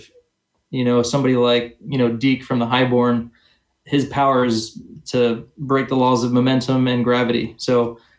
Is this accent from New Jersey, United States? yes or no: yes; New Jersey, United States; I grew up in New Jersey.